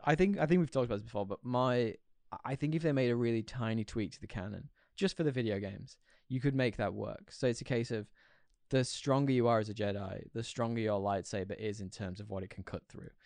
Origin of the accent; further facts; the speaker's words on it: Yorkshire and the Humber, United Kingdom; where I'm from in the U K, Yorkshire, if anyone has guessed my accent